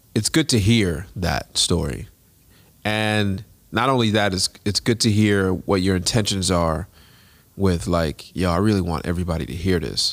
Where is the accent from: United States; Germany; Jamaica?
Jamaica; I'm Jamaican.